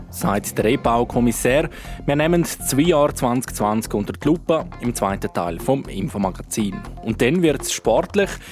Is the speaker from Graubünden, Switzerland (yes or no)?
yes; Graubünden, Switzerland; bei uns in Grabünde